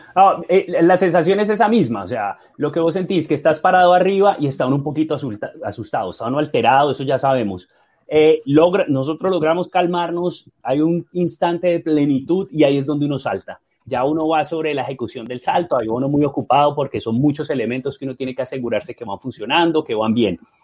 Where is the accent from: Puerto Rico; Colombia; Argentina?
Colombia; moved away as an adult; cuando me fui de Colombia, que empecé a hacer shows de clavados y a competir